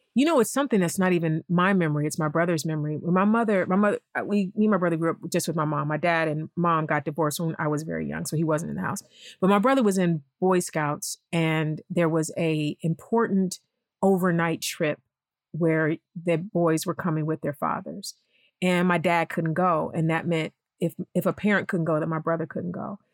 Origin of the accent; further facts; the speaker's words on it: East Cleveland, Ohio, United States; moved away as an adult; now in Los Angeles, United States; East Cleveland. First of all, I talk about East Cleveland a lot, and I feel like sometimes I do my hometown a disservice